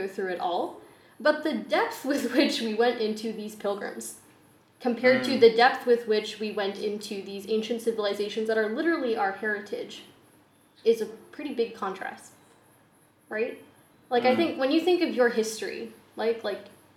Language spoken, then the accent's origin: English; United States; I'm the first American citizen in our entire family because I was born before Mama or Papa got their citizenship status